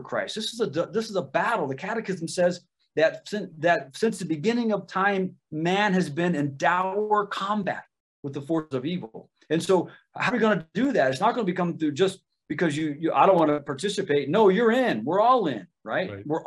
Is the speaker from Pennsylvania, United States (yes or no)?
no; Ohio, United States; I'm from Ohio